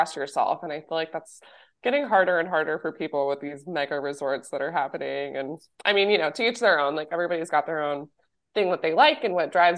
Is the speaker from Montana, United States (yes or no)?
yes; Bozeman, Montana, United States; moved away; also born or lived in Park City, Utah / Breckenridge, Colorado; Bozeman, where I grew up in Montana